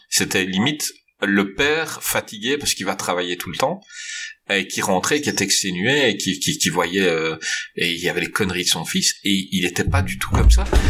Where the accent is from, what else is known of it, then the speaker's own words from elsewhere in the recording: Belgium; je suis belge